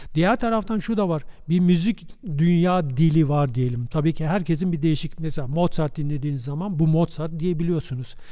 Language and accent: Turkish; Istanbul, Turkey; moved away as an adult; now in Germany; ben Boğaz'dan geliyorum. Beykoz, Beykozluyum, İstanbulluyum.